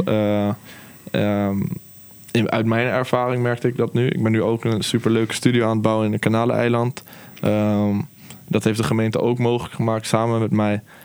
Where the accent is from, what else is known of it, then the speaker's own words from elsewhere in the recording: Utrecht, Netherlands; ik ben gewoon een Nederlander hier opgegroeid